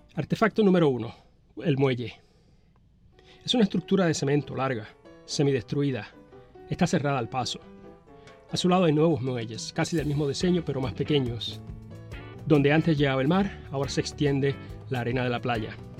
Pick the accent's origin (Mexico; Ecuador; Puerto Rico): Puerto Rico; Arroyo; vengo del pueblo de Arroyo